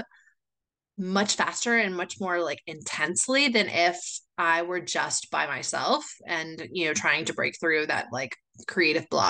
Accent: United States; moved away as an adult; now in Chile; I am originally from the States, but I moved here 17 years ago

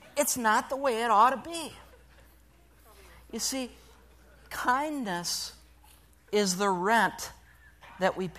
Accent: Sturgeon Bay, Wisconsin, United States; moved away; Sturgeon Bay, my hometown

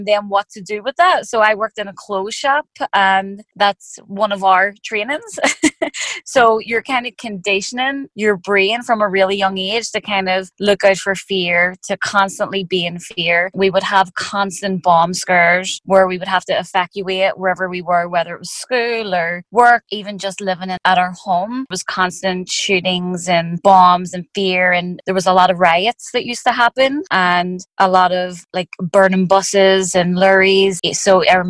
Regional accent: Belfast, Northern Ireland, United Kingdom; I grew up in Northern Ireland, and, you know, a lot of people know, some people don't know, but growing up, there was a war going on. And so where I lived, it was in West Belfast

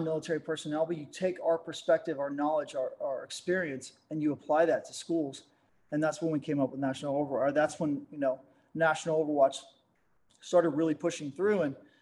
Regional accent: Dallas, Texas, United States; moved away as an adult; I'm from Dallas, Texas

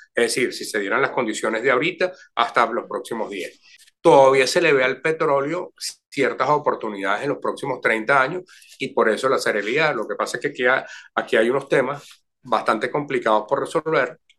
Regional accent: Venezuela

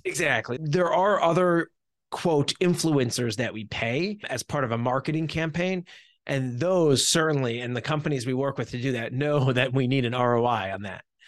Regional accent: New Jersey, United States; I have been born and raised in New Jersey

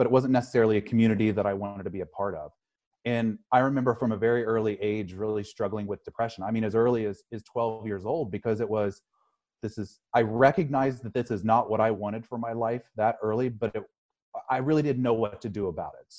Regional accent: Midwest, United States; I grew up in the Midwest

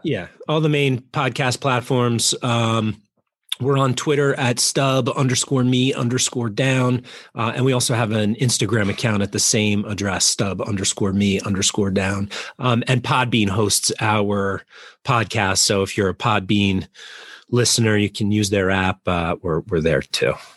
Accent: Jersey Shore, Monmouth County, New Jersey, United States; moved away as an adult; also born or lived in Baltimore; I grew up on the Jersey Shore, uh, like a mile from the beach in in Monmouth County

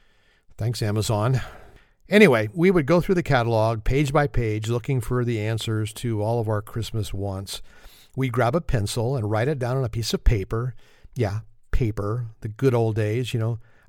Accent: California, United States; from California.

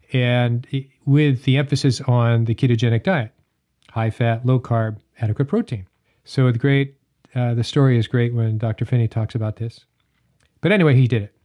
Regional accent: Hanover, New Hampshire, United States; I grew up in Hanover, New Hampshire

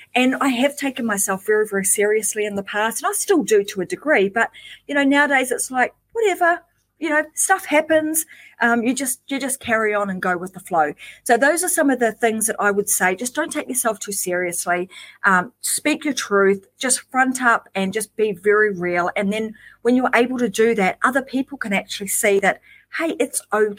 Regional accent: New Zealand; now in Queensland, Australia; I am originally from New Zealand

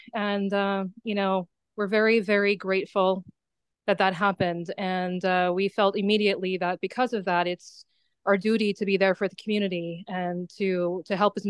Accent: Maui, Hawaii, United States; I grew up on Maui. I went to Seabury.

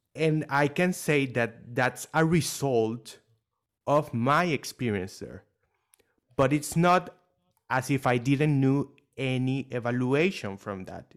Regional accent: Venezuela; now in Dubai, United Arab Emirates; I was born not in Dubai, but in Venezuela

